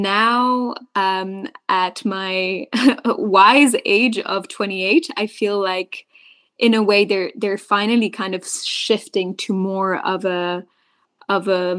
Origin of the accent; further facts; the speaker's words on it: Belgium; I was born and raised in Belgium, which is this third nationality